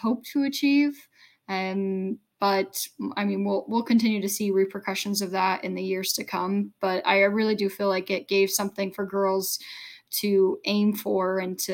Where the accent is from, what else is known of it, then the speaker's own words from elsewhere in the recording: United States; I was the only American